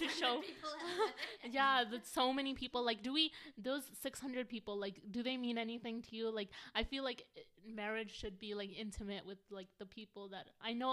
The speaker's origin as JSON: {"language": "English", "country": "United States", "tie": "born or raised there", "said": "I was raised in America"}